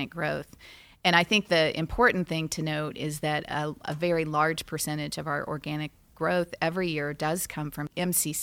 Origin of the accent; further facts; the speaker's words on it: Poplar Bluff, Missouri, United States; I was born in Poplar Bluff, Missouri.